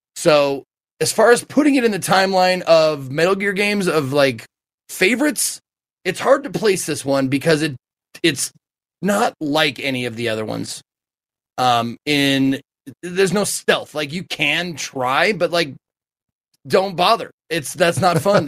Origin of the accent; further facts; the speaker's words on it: Colorado, United States; my home state of Colorado